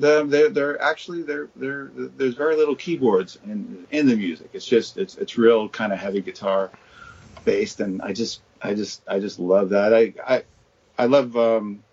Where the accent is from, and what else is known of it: New Jersey, United States; born or raised there